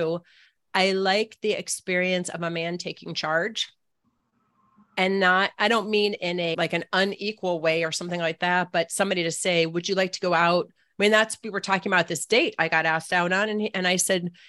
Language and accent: English; Annapolis, Maryland, United States; it's my hometown